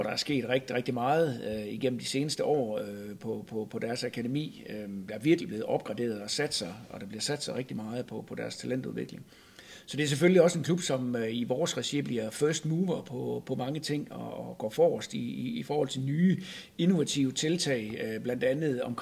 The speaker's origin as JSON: {"language": "Danish", "town": "Horsens", "region": "Central Denmark Region", "country": "Denmark", "tie": "born or raised there", "said": "jeg kommer jo oprindeligt fra Torsted, så, øh, så jeg har jo trådt mine øh, barnesko på, på Torsted Stadion"}